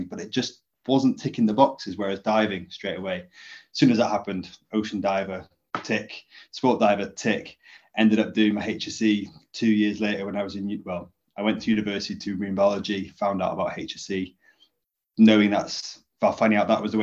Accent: Llŷn Peninsula, North Wales, United Kingdom; I grew up in North Wales in the Cumbria Peninsula, to a fishing family

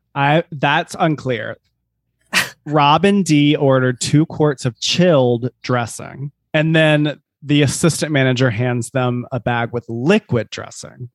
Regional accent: South Carolina, United States; born or raised there

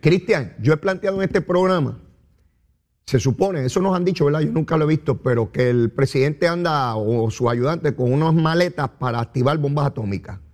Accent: Puerto Rico

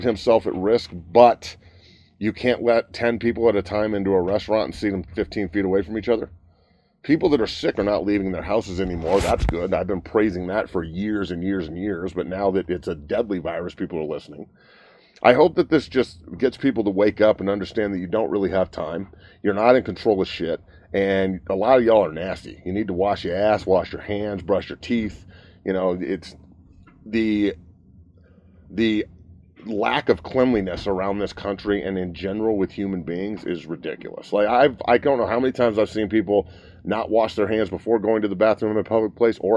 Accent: United States; I'm an American

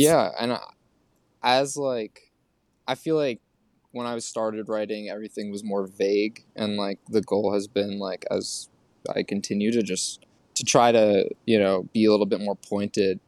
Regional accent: New York City, New York, United States; also born or lived in Oregon; we all grew up here

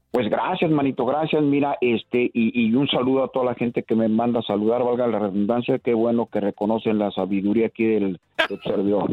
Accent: Guadalajara, Jalisco, Mexico; moved away as an adult; also born or lived in Mexico City / La Barca, Jalisco / Indiana, United States; now in United States; yo primero viví en un pueblo que se llama La Barca

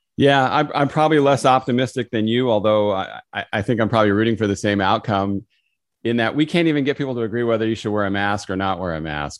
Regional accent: California, United States; moved away; I grew up in California

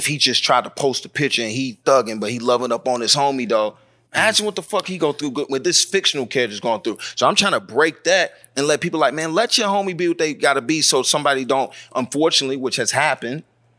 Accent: the South, United States; So, and especially up top, and see, I'm from the South.

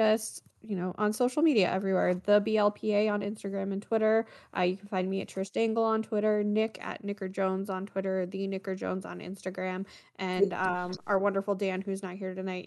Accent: Canada; now in United States; I am a Canadian living in the US.

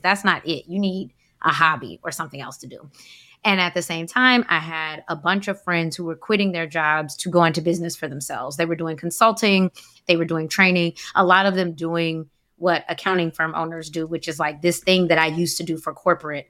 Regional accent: Atlanta, Georgia, United States; moved away as an adult; now in Washington, D.C., United States; I'm from Atlanta, so I did corporate accounting there, decided to move to D C.

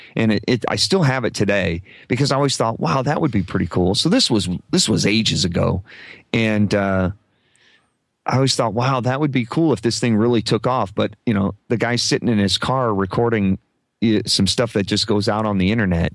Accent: Omaha, Nebraska, United States; I grew up in Omaha

